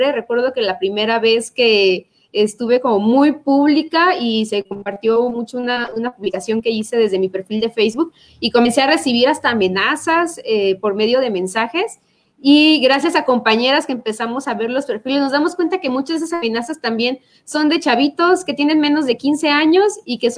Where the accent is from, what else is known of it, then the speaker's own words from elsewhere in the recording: Chiapa de Corzo, Chiapas, Mexico; now in San Cristóbal de las Casas, Mexico; Yo soy chapacorseña, estoy ahorita viviendo en San Cristóbal, pero soy de Chiapa de Corso